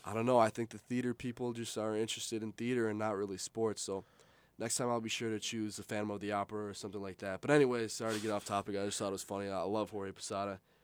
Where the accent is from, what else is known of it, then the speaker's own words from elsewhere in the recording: Buffalo, New York, United States; I'm from Buffalo